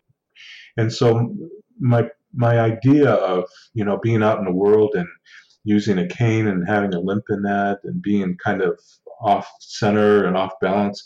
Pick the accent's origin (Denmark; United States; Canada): Canada; Six Nations Reserve, Southern Ontario; I'm Indigenous from the Six Nations Reserve in Southern Ontario